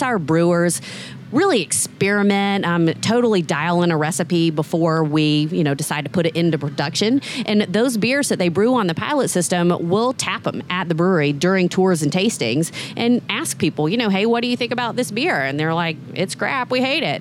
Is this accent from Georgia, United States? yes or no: yes; Georgia, United States; I grew up in Georgia. I went to the University of Georgia.